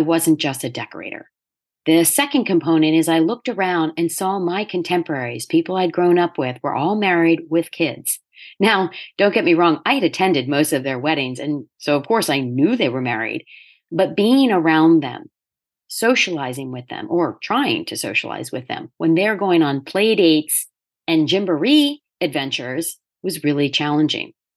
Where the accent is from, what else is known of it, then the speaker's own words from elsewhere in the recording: Delaware, United States; moved away as an adult; also born or lived in New York City; I ended up back in my home state of Delaware at the age of thirty